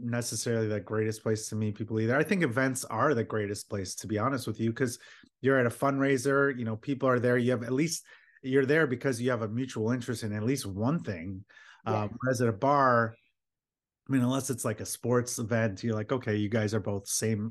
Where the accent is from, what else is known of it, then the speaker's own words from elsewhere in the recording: Philadelphia, Pennsylvania, United States; I was born in Philadelphia.